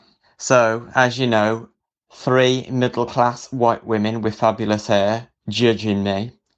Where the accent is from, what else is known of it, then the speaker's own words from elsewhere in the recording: the Black Country, West Midlands, United Kingdom; I'm from the Black Country.